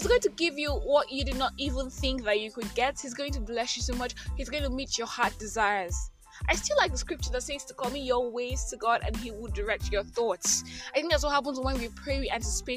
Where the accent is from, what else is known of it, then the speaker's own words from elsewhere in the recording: Nigeria; I am that Nigerian Christian talkaholic